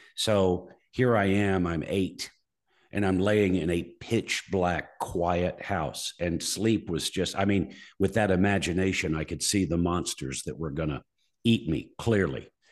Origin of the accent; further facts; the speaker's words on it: Muscle Shoals, Alabama, United States; My hometown, Muscle Shoals, Alabama